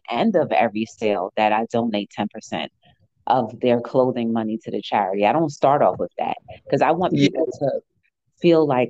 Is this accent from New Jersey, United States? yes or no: yes; New Jersey, United States; I'm from Jersey